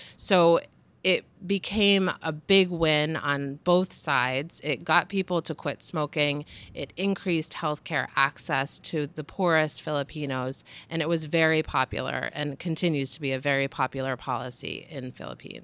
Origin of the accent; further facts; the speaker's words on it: United States; as an American